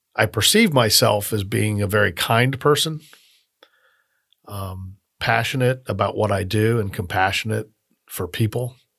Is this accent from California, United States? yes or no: no; Miami, Florida, United States; now in Tallahassee, United States; I grew up in Miami